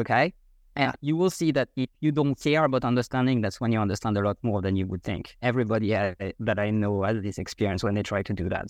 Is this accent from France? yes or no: yes; France; first language French; English is a second language; moved away as an adult; now in Vienna, Austria; I grew up in France the first twenty-five years of my life. And after that, I moved abroad. I am now living in Vienna, Austria